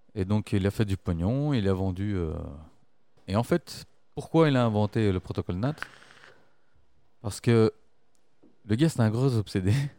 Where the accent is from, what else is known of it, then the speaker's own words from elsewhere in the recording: Brussels, Brussels-Capital Region, Belgium; je suis Bruxellois, je suis pas Belge